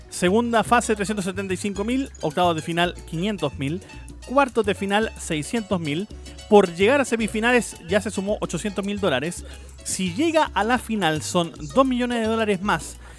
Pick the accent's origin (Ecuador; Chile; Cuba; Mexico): Chile